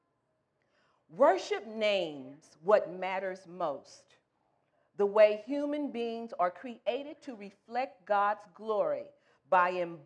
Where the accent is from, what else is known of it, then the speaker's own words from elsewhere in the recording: St. Louis, Missouri, United States; moved away as an adult; I'm from the Midwest. I'm from St. Louis, Missouri. Originally, we've been in this area for about 14 years.